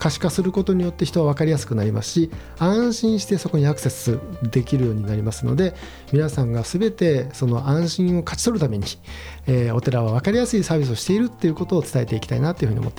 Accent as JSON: {"language": "Japanese", "town": "Kobe", "region": "Hyogo", "country": "Japan", "tie": "born or raised there", "moved": "yes", "lives_now": "Tokyo, Japan", "said": "私も神戸出身で、うん、あの東京に移り住んで、うん、賃貸パートを借りて、うん、えー、住んでいます"}